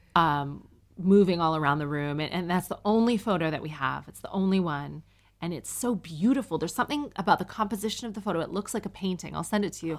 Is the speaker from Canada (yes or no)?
yes; Canada; now in United Kingdom; I'm Canadian and I'm a single mom